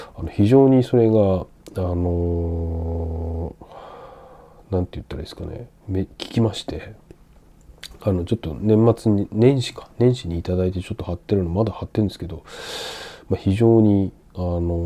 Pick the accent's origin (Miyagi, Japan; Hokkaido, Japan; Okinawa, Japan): Miyagi, Japan; Sendai; moved away; 自分の実家仙台